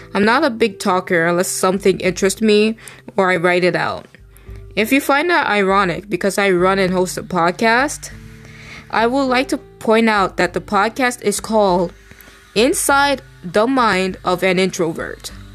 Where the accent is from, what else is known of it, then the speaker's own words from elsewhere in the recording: New York, United States; I'm a New Yorker